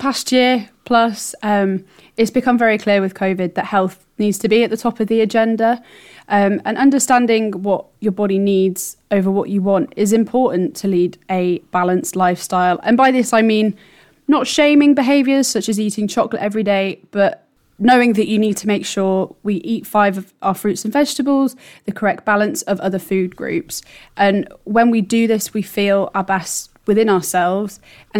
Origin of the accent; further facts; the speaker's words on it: East of England, United Kingdom; Yeah, so I grew up nearby to Berkhamsted. I grew up in Cambridgeshire, and I went to an independent school in the area.